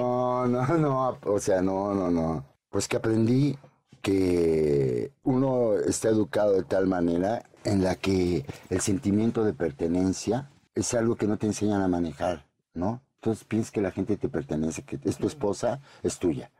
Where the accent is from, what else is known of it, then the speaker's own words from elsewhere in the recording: Puebla, Mexico; yo soy poblano